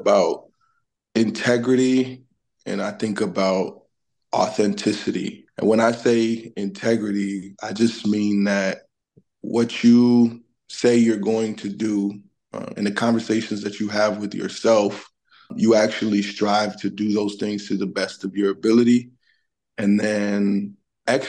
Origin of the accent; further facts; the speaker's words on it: New York City, New York, United States; I'm originally from Brooklyn, New York. My family and I are of Haitian descent